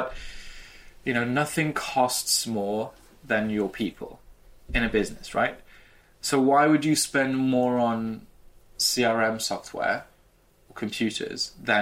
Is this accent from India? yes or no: no; United Kingdom; I'm British